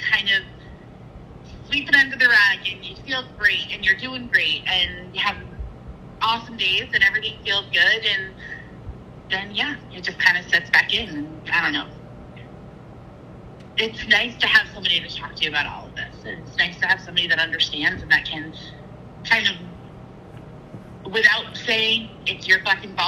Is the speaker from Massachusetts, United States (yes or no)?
yes; Massachusetts, United States; also born or lived in Connecticut; now in South Carolina, United States; I'm actually originally from New England. Born and raised actually up in Massachusetts